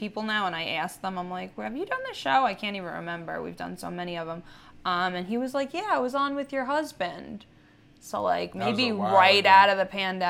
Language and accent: English; Centereach, New York, United States; my hometown, Center Riches.